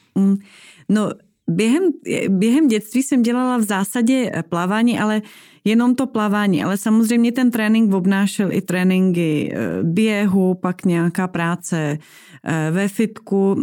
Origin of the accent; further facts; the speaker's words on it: eastern Slovakia, Slovakia; moved away; já jsem vyrůstala v Tatrách, protože jsem z mhm. východního uh-huh. Slovenska